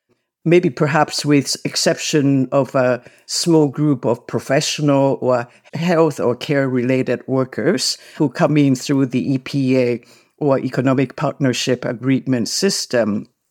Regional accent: Canada; I come from Canada where immigration means taking in people with an understanding that they will eventually become permanent residents and Canadian citizens.

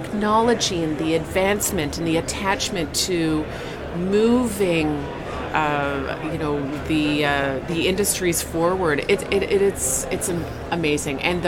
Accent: St. John's, Newfoundland and Labrador, Canada; I'm from St. John's, Newfoundland, and I still live there.

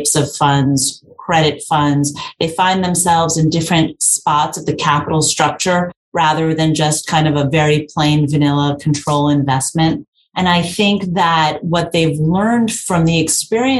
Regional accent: New York City, New York, United States; I grew up in New York. I'm a born and bred New Yorker from the Bronx

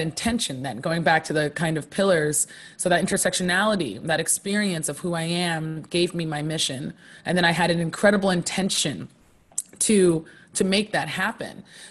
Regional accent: Poughkeepsie, New York, United States; also born or lived in Harlem, New York City; I was born in Poughkeepsie, New York, in upstate New York, and currently split my time between Poughkeepsie, New York

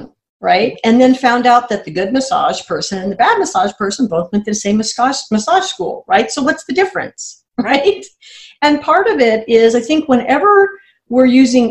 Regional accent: United States; I'm American

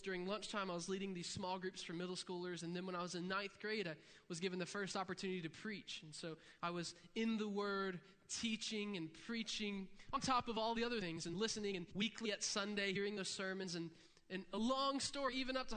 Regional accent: Interlachen, Florida, United States; I'm from Interlaken, Florida

